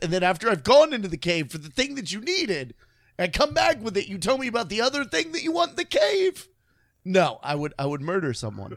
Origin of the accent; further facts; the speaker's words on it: Illinois, United States; I was born in Illinois, so it's really cold up there.